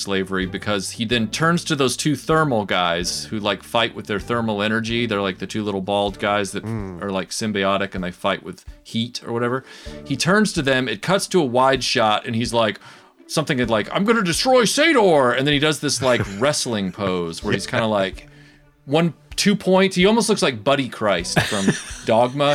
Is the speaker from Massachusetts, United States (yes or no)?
no; Nashville, Tennessee, United States; I was born in Nashville, Tennessee in the United States, which is a southern state, and I was born in 78. So I grew up in the 80s